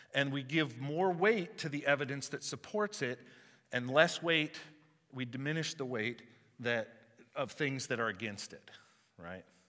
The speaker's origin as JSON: {"language": "English", "country": "United States", "said": "I know that I'm Welsh and German and Swedish, right? I know where I came from, but I'm American first."}